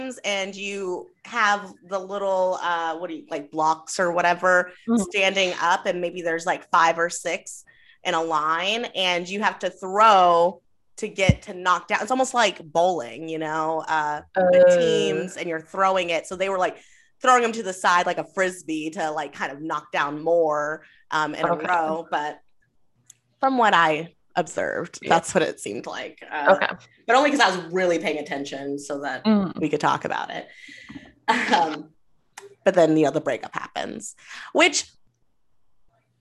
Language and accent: English; Kentucky, United States; moved away; also born or lived in Georgia / Wisconsin; I lived in Georgia. I grew up mostly in Kentucky